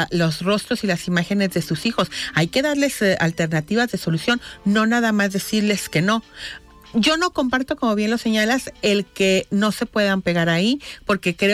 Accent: Guadalajara, Jalisco, Mexico; Somos una sociedad, somos tapatíos todos

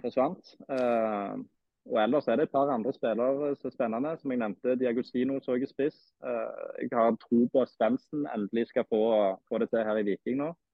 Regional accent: Stavanger, Rogaland, Norway; Som du sikkert hører, så er jeg jo fra Stavanger

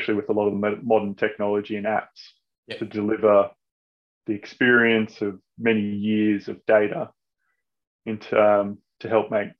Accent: Brisbane, Queensland, Australia; I grew up in Brisbane.

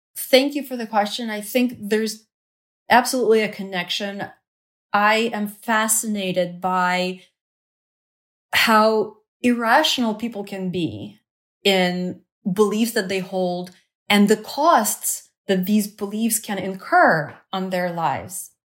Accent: Kyiv, Ukraine; moved away; the government evacuated all the school-aged children from Kyiv, my hometown, to the south of Ukraine.

